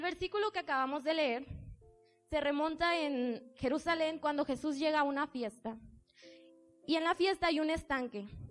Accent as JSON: {"language": "Spanish", "town": "Tijuana", "region": "Baja California", "country": "Mexico", "moved": "as an adult", "lives_now": "Puebla, Mexico", "said": "yo tomo la decisión de venirme a vivir al estado de Puebla. Soy de Tijuana"}